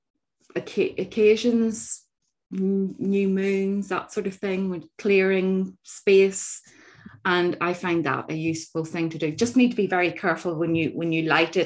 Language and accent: English; Northern Ireland, United Kingdom; growing up in Northern Ireland, our north coast